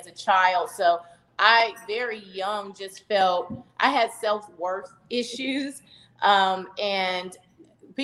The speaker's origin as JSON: {"language": "English", "town": "Charlotte", "region": "North Carolina", "country": "United States", "tie": "born or raised there", "said": "I'm originally from Charlotte, North Carolina, born and raised"}